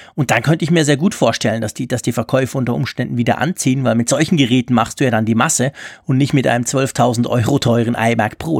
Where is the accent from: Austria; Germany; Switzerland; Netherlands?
Switzerland; als Schweizer